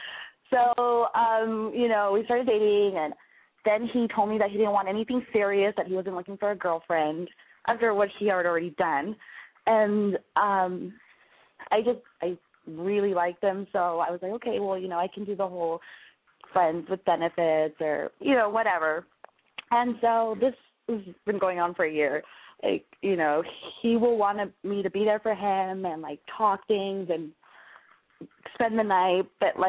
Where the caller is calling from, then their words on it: San Francisco, California, United States; I am calling from San Francisco.